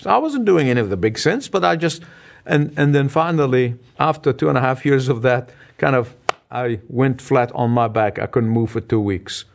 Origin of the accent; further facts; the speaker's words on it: Egypt; moved away; my hometown, the country of Egypt